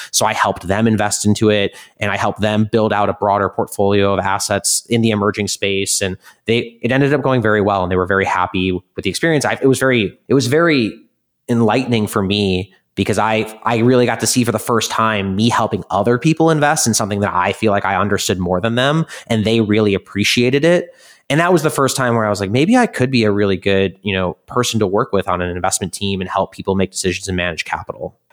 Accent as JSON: {"language": "English", "region": "Midwest", "country": "United States", "moved": "yes", "lives_now": "New York City, United States", "said": "I come from the Midwest where it's all value"}